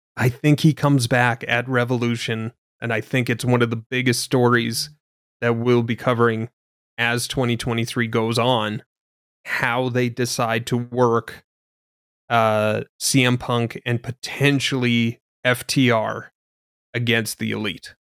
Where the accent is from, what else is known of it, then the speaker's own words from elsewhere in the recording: Canada; being Canadian